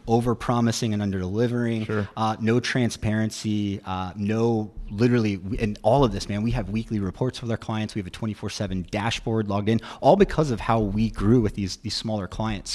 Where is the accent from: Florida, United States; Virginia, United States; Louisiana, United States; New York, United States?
Virginia, United States; Roanoke; moved away as an adult; now in Charleston, United States; I'm originally from Roanoke, Virginia